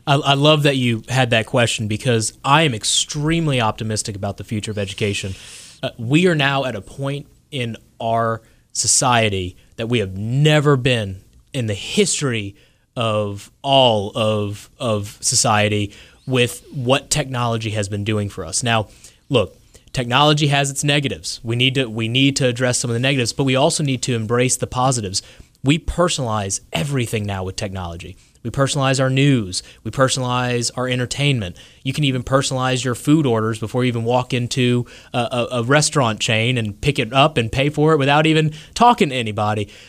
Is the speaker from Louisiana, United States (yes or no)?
yes; South Louisiana, United States; now in North Carolina, United States; I grew up in South Louisiana originally.